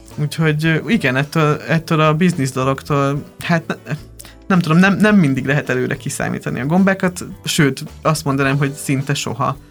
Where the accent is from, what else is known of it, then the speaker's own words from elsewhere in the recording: Lébény, Győr-Moson-Sopron, Hungary; Győr mellett nőttem fel, egy Lébény nevű faluban